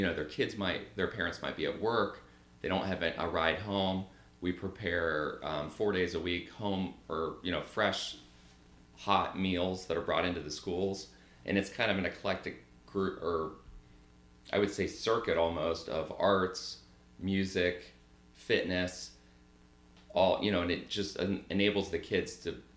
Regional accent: Gahanna, Ohio, United States; So I'm from Columbus, Ohio, a suburb in Columbus, Gahanna. Lived there my whole life.

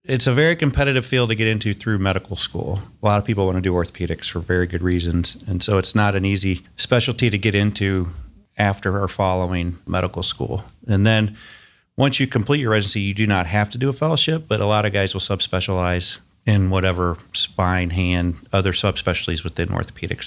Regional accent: Fayetteville, Arkansas, United States; moved away as an adult; also born or lived in Boston; now in Columbus, United States; I grew up in Fayetteville, Arkansas

